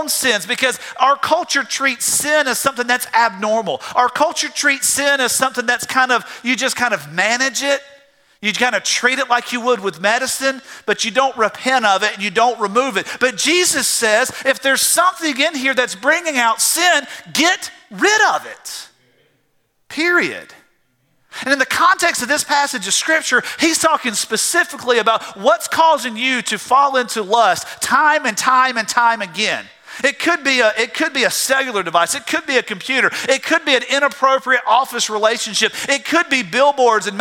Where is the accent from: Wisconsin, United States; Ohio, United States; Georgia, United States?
Georgia, United States; South; I grew up in South Georgia drinking out of a garden hose